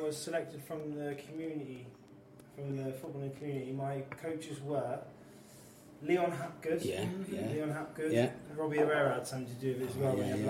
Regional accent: Torquay, South West England, United Kingdom; I grew up on the Timothy Road by Cuthbert Main until I was about 10. I went to Priory School, which is just down the road, and then secondary school at St. Margaret's.

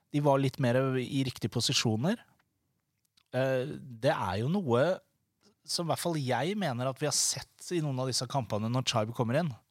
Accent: Larvik, Vestfold, Norway; jeg er fra Larvik

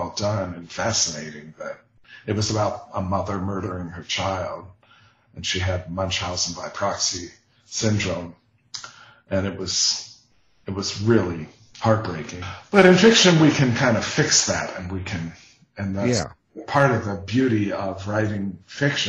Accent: Ohio River Appalachian area, United States; the town I grew up in on the Ohio River in the foothills of the Appalachians

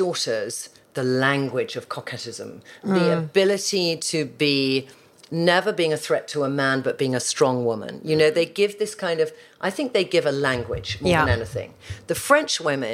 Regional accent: United Kingdom; as British girls

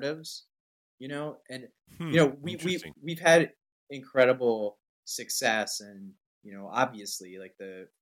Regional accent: Canada; moved away as an adult; now in United States; I was born in Canada. I'm like biracial Muslim, you know, lived most of my adult life in the United States

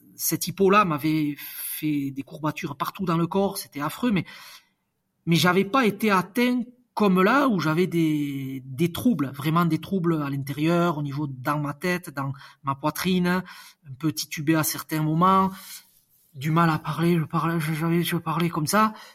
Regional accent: Basque Country, Nouvelle-Aquitaine, France; je suis basque

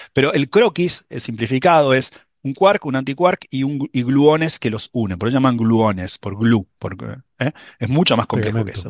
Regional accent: Buenos Aires, Argentina; also born or lived in Manhattan, New York; now in New York, United States; yo, soy porteño en Buenos Aires, no salgo de Buenos Aires.

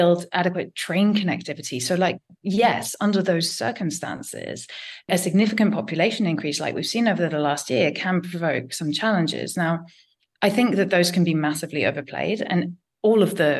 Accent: London, United Kingdom; I am a Londoner

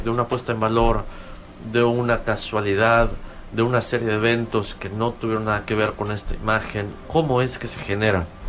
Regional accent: Yucatán, Mexico; como yucatecos, como ciudadanos de este estado

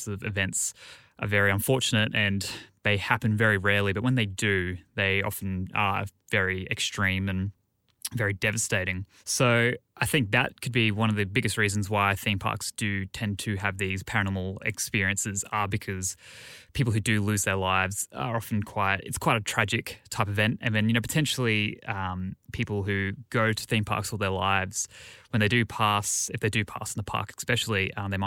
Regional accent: Queensland, Australia; I grew up in Queensland in Australia, literally 20 minutes from our sort of theme park capital on the Gold Coast

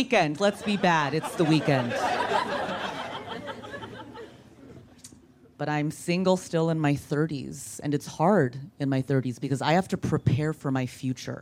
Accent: Orange County, California, United States; I was raised in Orange County

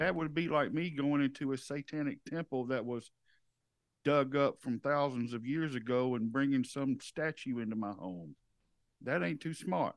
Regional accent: the South, United States; we're from the South

